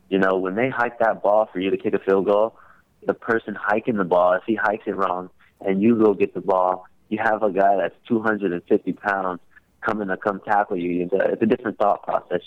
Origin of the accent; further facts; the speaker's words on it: Hawthorne, California, United States; Growing up in Hawthorne, California, it was a tough place, but it was also a great place.